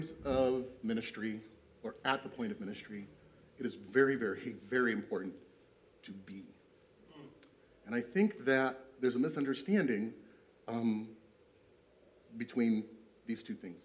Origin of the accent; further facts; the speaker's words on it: East Moline, Illinois, United States; I grew up in East Moline